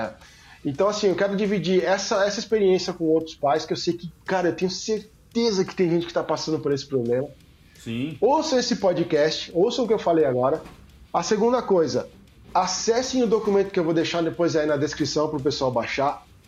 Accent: São Paulo, Brazil; now in Rio Grande do Sul, Brazil; Hoje eu moro no Rio Grande do Sul, mas eu sou paulista.

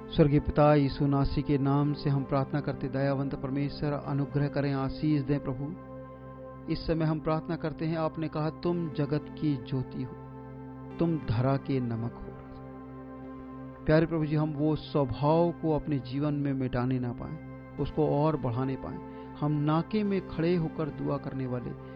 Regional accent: India; हमारे भारत का

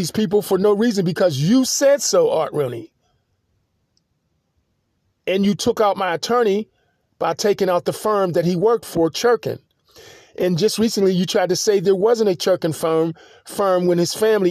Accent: Pittsburgh, Pennsylvania, United States; also born or lived in Pensacola, Florida; this is my city that I grew up in. I'm not from Pittsburgh. I'm from Pensacola, Florida. But I grew up in this city

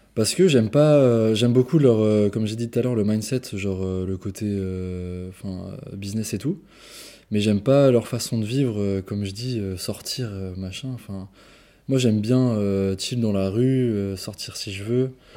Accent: France; quand on est français

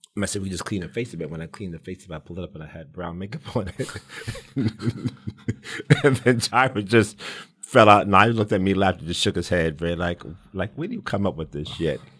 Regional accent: New York City, New York, United States; I grew up in the South Bronx

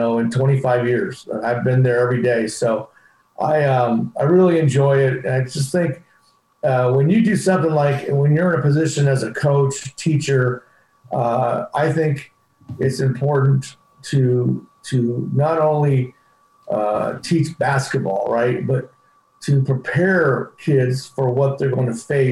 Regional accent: Paso Robles, California, United States; moved away; I grew up in Paso Robles

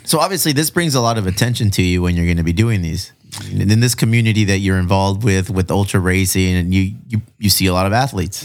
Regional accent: Chula Vista, California, United States; we're both from Chula Vista

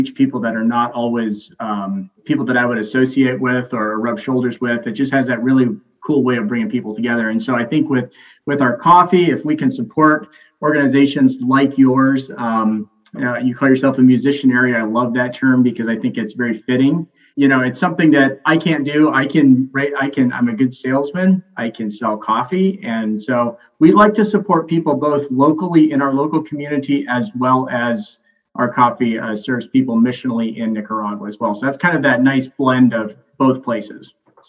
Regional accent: Alberta, Canada; moved away; I moved originally here from Alberta, Canada, and became a pastor about 5 years ago.

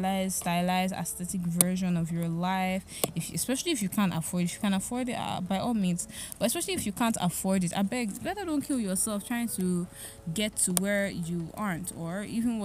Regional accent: Nigeria; As a Nigerian, or even as an African from any country in Africa

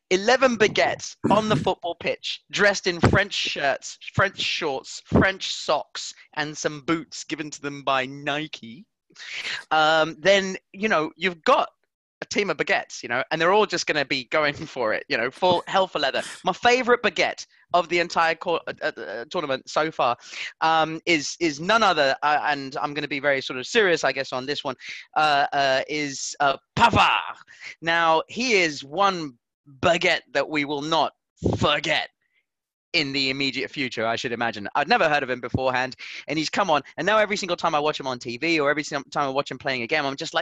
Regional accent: Southampton, South East England, United Kingdom; Mate. We're from Southampton.

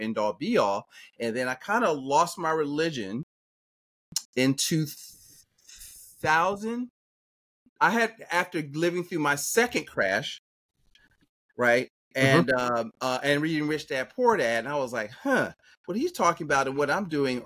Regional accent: Philadelphia, Pennsylvania, United States; I'm from Philadelphia growing up

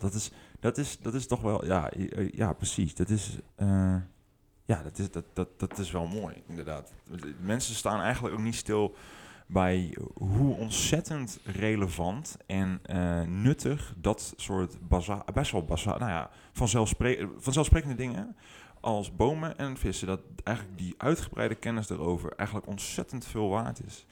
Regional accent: 't Goy, Utrecht, Netherlands; also born or lived in Houten; het dorp waar ik ben opgegroeid, heet het Gooi

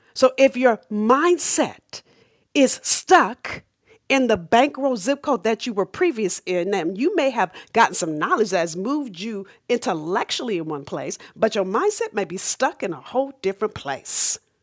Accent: Los Angeles, California, United States; moved away as an adult; also born or lived in Massachusetts; I grew up in South Central L A.

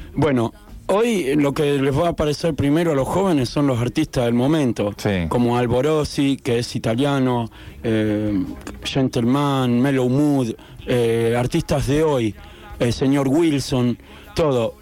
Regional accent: La Plata, Buenos Aires Province, Argentina; now in Mar del Plata, Argentina; soy Platense

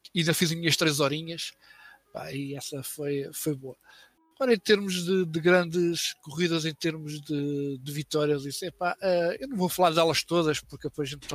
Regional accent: Mafra, Lisbon, Portugal; também sou de Mafra, né? Nascido, nascido vivido e por aí fora, continuo, continuo por cá

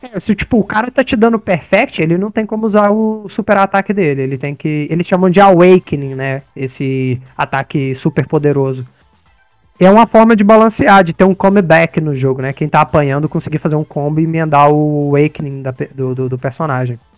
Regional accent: interior of Minas Gerais, Brazil; eu sou do interior de Minas

